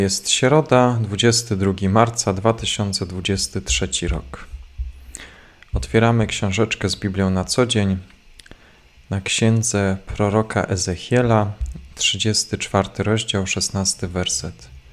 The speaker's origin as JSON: {"language": "Polish", "town": "Cisownica", "region": "Silesian Voivodeship", "country": "Poland", "tie": "born or raised there", "said": "z Cisownicy, z mojej rodzinnej miejscowości"}